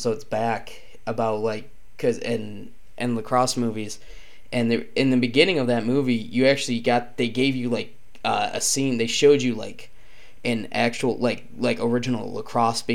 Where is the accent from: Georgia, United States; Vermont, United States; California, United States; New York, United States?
New York, United States; Penn Yan; growing up in Penyan, we were taught about the history of lacrosse